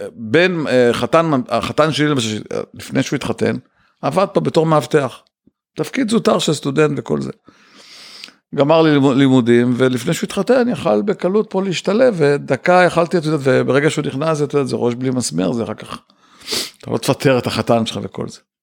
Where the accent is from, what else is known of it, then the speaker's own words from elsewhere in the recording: Ramat Gan, Tel Aviv District, Israel; also born or lived in Bnei Brak / Kfar HaYarok; אני גדלתי ברמת גן, בני ברק רמת גן לסירוגין, אבל בגיל 13 וקצת עברתי לכפר הירוק